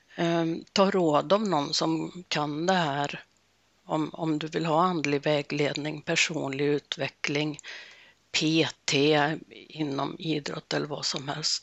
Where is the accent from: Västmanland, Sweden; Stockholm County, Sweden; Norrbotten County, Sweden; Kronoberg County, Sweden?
Norrbotten County, Sweden; Jag är född i Norrbotten